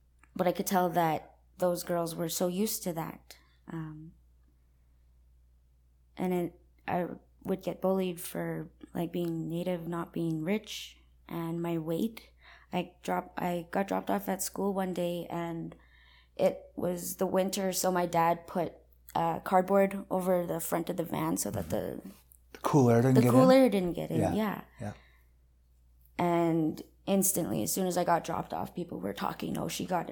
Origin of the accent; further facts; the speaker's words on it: Kehewin, Alberta, Canada; I'm Cree. I'm originally from Kihewan, Alberta.